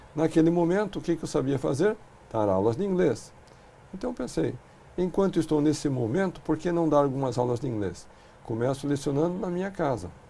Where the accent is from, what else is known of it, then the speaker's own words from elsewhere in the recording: Brazil; nós, como brasileiros